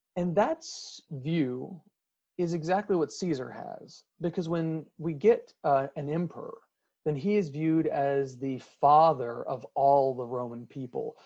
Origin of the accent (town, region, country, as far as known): United States